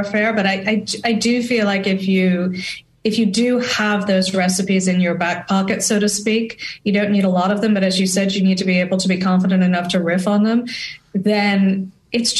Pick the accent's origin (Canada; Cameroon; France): France; growing up in France